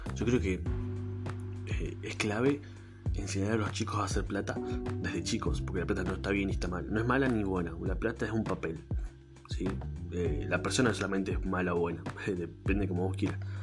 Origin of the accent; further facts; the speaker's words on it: Argentina; acá en Argentina no somos así